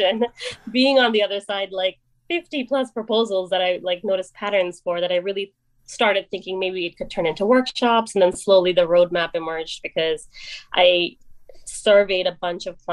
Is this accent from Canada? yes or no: no; India; now in New York City, United States; I grew up in India. I moved here in 1997